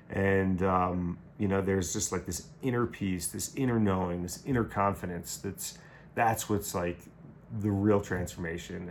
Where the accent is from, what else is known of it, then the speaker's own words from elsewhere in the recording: Long Island, New York, United States; moved away as an adult; also born or lived in Buffalo / Caribbean; growing up on Long Island